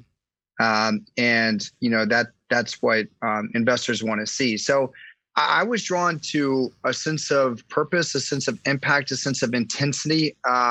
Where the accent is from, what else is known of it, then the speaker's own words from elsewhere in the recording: Washington, District of Columbia, United States; I grew up in Washington, D.C.